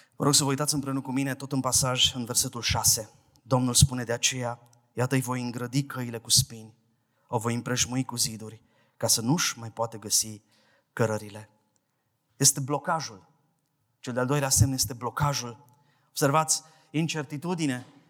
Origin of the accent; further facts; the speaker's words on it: Brăila, Brăila County, Romania; de la Brăila vin